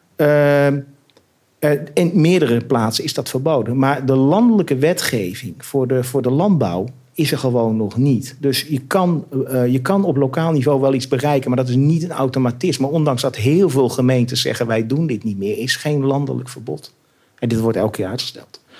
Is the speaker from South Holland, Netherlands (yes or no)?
no; Beugen, North Brabant, Netherlands; moved away as an adult; also born or lived in Delft / Germany / Amsterdam; Tot mijn vijfde levensjaar. Daarna naar Brabant, ja. Beugen.